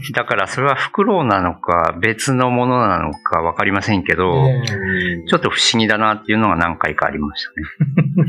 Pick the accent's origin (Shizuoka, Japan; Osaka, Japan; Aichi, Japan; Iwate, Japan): Iwate, Japan; moved away as an adult; also born or lived in Nagaoka, Niigata / Fujisawa, Kanagawa / Australia / Kanto; now in Okinawa, Japan; もともとは岩手県ですね